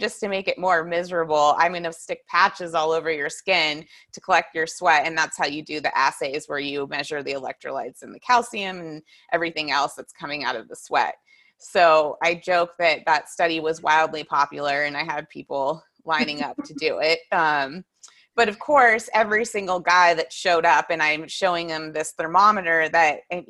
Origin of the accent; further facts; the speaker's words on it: Whitefish, Montana, United States; moved away as an adult; also born or lived in Encinitas, California / San Diego, California; I grew up in Whitefish